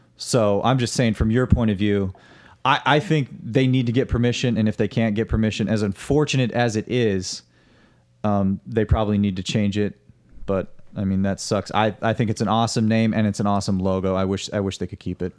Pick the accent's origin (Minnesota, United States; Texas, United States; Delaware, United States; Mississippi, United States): Minnesota, United States; I come from the Minnesota area. I just went to school there, University of Minnesota